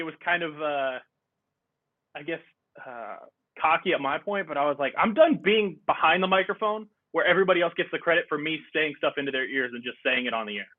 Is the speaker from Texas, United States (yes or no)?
yes; Texas, United States; We did Texas history in fourth grade, and then we did it again in seventh grade